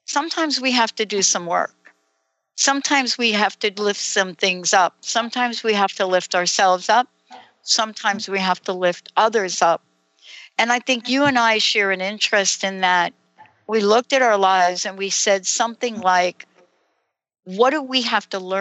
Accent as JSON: {"language": "English", "town": "New York City", "region": "New York", "country": "United States", "tie": "born or raised there", "said": "I grew up in New York City"}